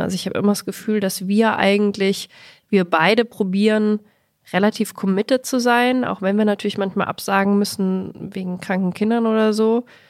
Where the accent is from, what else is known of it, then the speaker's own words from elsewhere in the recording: Bavaria, Germany; now in Berlin, Germany; Ich als Bayerin